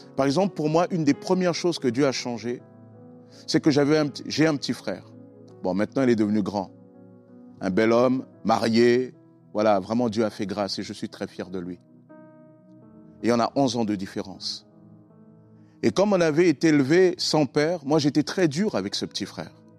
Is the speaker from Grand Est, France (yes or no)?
no; Sarcelles, Île-de-France, France; also born or lived in Congo-Brazzaville; now in Argenteuil, France; je suis originaire du Congo-Brazzaville. j'ai été élevé par mes grands-parents, etc. Et j'ai rejoint ma mère à l'âge de 10 ans en France